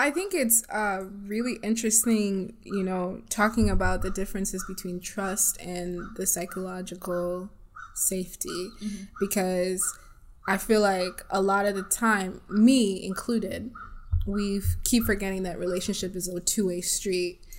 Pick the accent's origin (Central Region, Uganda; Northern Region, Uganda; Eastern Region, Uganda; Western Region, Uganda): Eastern Region, Uganda; East Side; now in Kalamazoo, United States; I'm also from Africa. I'm from Uganda, East Side, represent. And I've been living in this small city of Kalamazoo for over 10 years.